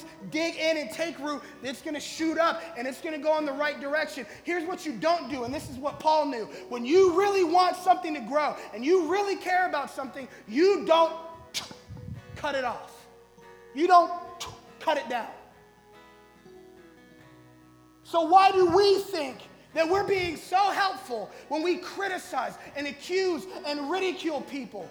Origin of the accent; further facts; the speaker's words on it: Colorado, United States; I'm from Colorado, so I got cousins who know something about growing things